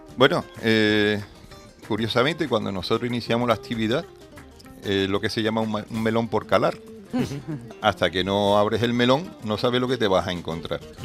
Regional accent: Andalusia, Spain; Somos andaluces

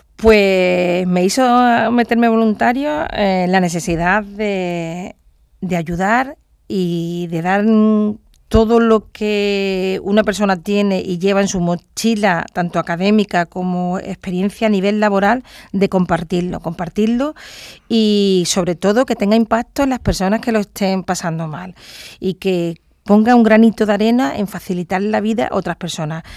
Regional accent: Andalusia, Spain; also born or lived in Cádiz province; Andalucía, en mi tierra

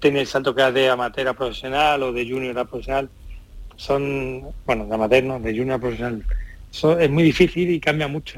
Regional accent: Jerez de la Frontera, Andalusia, Spain; yo soy yo de Jerez, yo soy andaluz

